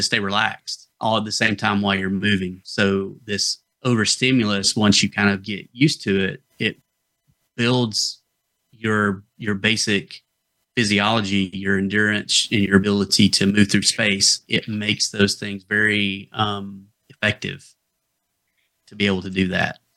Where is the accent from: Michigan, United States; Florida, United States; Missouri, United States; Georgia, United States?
Georgia, United States; the Appalachians, North; accent: Appalachian; moved away; So I'm originally from North Georgia. If you couldn't tell from the accent that I was from the Appalachians, that kind of area, that's where I'm from